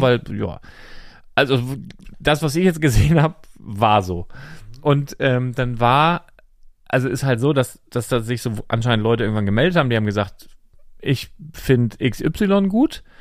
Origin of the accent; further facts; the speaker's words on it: Northern Germany, Germany; als Norddeutscher